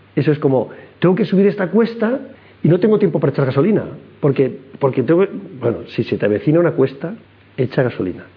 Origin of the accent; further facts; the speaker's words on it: Madrid, Community of Madrid, Spain; nacimos todos en Madrid, y la infancia